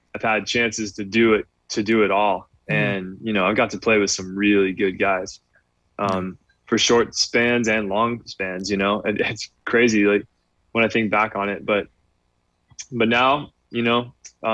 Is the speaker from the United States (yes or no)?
yes; Redlands, California, United States; now in South Bay, California, United States; I grew up in Redlands, inland